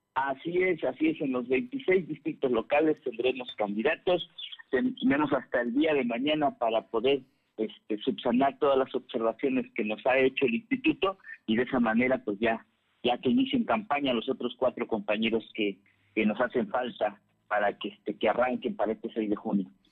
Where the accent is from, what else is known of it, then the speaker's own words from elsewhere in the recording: Ajalpan, Puebla, Mexico; por acá por mi tierra por la región de Ajalpan